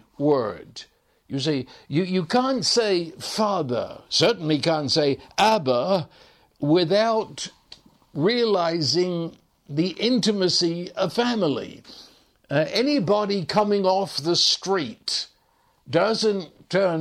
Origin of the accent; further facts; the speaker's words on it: England, United Kingdom; growing up in England